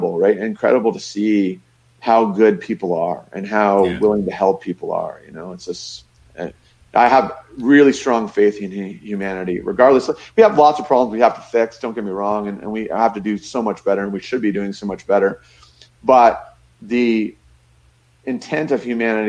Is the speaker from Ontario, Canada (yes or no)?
yes; Niagara Falls, Ontario, Canada; I grew up in Niagara Falls.